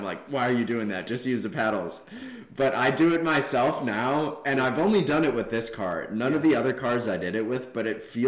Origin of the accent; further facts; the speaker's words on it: Boulder, Colorado, United States; now in Arizona, United States; I grew up in Boulder, Colorado